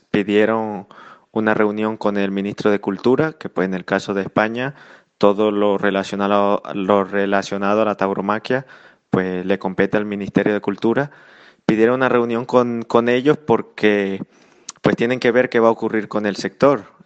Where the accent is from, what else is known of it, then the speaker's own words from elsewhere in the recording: Venezuela; now in Spain; Y pues yo como, como venezolano en el exterior, pues tú lo sabes, me quedé me quedé en, suelo español porque yo viajaba el día 15 a Venezuela a realizar algunos temas ahí con mi familia